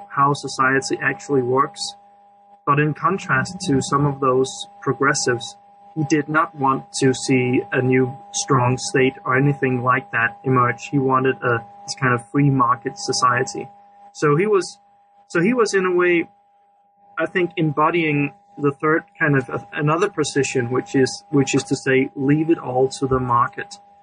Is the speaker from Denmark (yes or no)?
yes; Denmark; I'm from Denmark